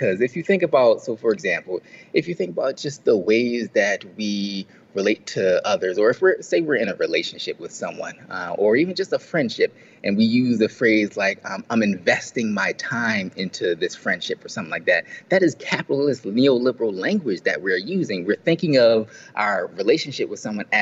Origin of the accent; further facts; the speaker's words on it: Philadelphia, Pennsylvania, United States; the people I grew up around in Philly